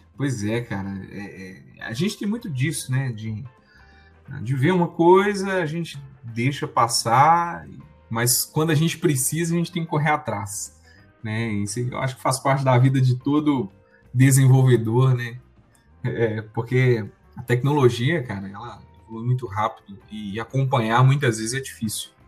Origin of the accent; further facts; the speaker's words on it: Sete Lagoas, Minas Gerais, Brazil; em Sete Lagoas, que é minha cidade natal